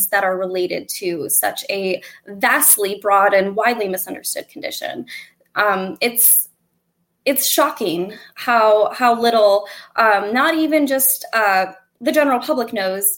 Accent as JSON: {"language": "English", "region": "Northwest Ohio", "country": "United States", "said": "I hail from Northwest Ohio"}